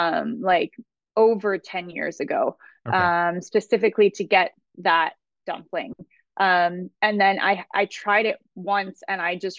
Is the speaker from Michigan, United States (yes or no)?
no; Pasadena, California, United States; also born or lived in Alhambra / Los Angeles; I grew up in Pasadena, actually. And so Pasadena and Alhambra. So yes, I am an LA girl